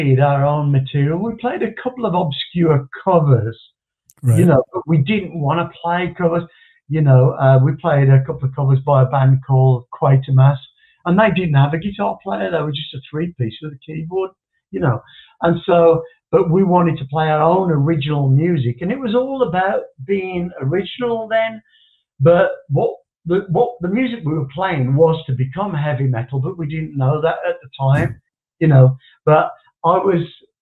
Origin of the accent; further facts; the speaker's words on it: West Bromwich, West Midlands, United Kingdom; in my hometown, West Bromwich